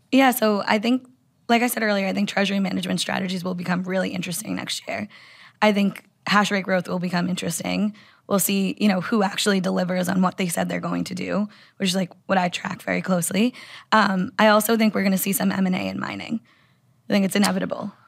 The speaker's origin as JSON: {"language": "English", "country": "United States", "said": "I'm an American"}